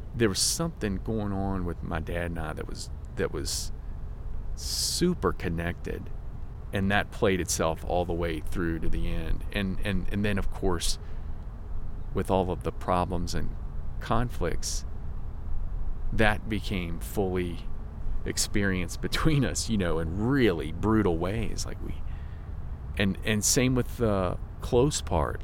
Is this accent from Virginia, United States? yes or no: yes; Virginia, United States; I'm from Virginia, a small town in Virginia